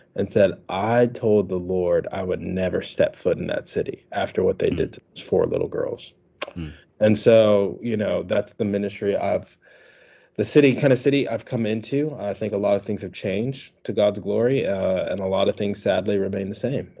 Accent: Washington, District of Columbia, United States; now in Birmingham, United States; I'm not from Alabama. I'm from Washington, D.C. originally

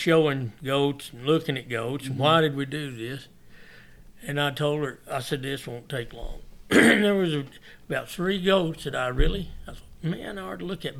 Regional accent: New Mexico, United States; we're from New Mexico

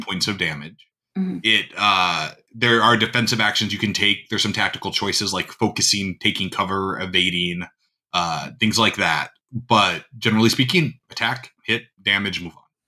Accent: North Dakota, United States; I grew up in North Dakota, which is a mm-hmm. pretty mm-hmm. rural uh, state

